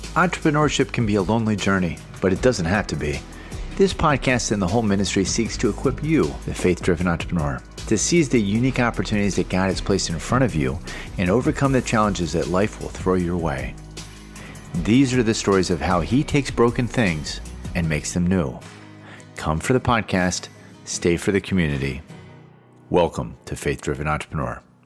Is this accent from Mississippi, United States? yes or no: no; Baltimore, Maryland, United States; moved away; also born or lived in New York / North Carolina; I grew up in Baltimore and was a huge Baltimore Orioles fan, then moved to New York.